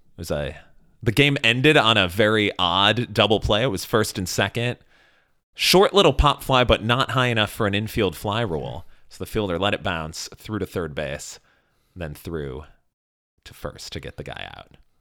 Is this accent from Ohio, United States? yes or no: no; Chicago, Illinois, United States; I was from Chicago